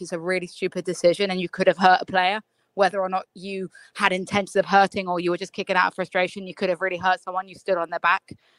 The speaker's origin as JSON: {"language": "English", "region": "England", "country": "United Kingdom", "also_born_or_lived": "United States", "moved": "yes", "said": "as an English person"}